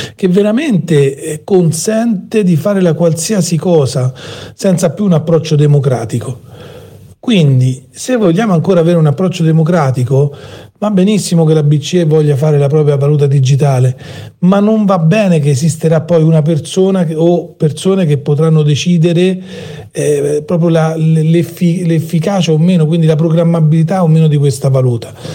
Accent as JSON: {"language": "Italian", "town": "Rome", "region": "Lazio", "country": "Italy", "said": "dalle mie parti a Roma"}